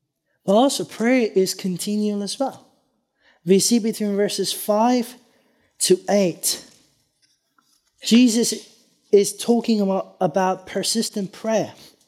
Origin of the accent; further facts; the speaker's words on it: Iran; born there; Many years ago, this is before I was born in Iran, I was told this story